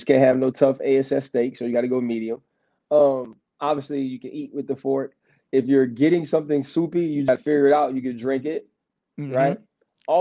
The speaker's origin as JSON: {"language": "English", "town": "New Orleans", "region": "Louisiana", "country": "United States", "said": "I'm from New Orleans and I kind of have an accent."}